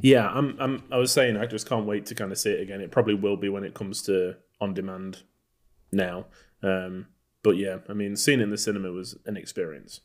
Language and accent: English; Texas, United States; we're from Texas